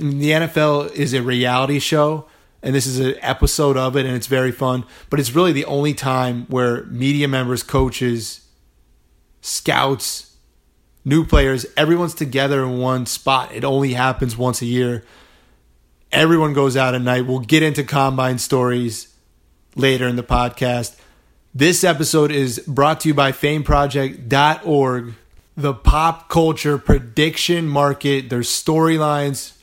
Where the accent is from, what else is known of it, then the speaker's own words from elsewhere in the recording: United States; my hometown homies in Northern Virginia, DC, and Maryland